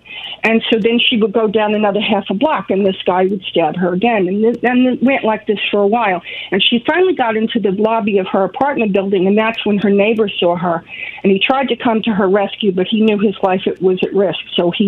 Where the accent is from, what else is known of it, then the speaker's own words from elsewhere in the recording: New York City, New York, United States; now in Long Island, United States; I grew up in Queens.